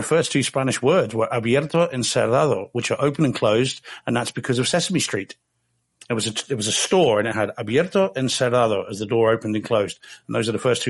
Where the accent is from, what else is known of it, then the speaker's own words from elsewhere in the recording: New Zealand; now in United Kingdom; Someone said, I've got a fake Australian accent. I said, well, that's pretty good. I'm a New Zealander.